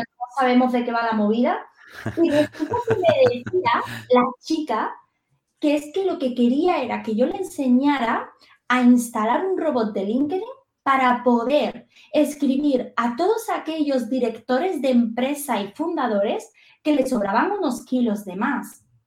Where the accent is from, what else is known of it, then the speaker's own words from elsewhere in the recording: Andalusia, Spain; Soy andaluza